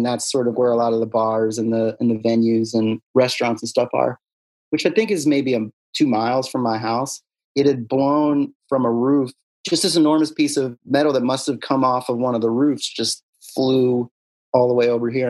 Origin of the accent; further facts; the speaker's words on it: Pennsylvania, United States; I'm from Bucks County, baby.